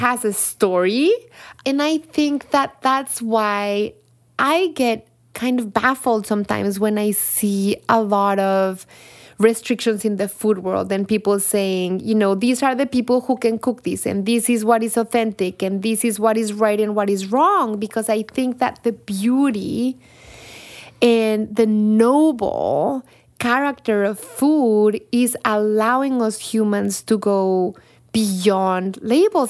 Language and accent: English; Mexico City, Mexico; English is a second language; moved away as an adult; now in United States; As a chilanga, a Mexican from Mexico City